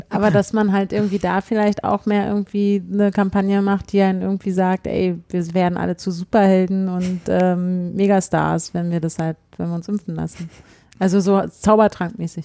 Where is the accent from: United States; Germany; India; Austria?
Germany; Berlin; als Berliner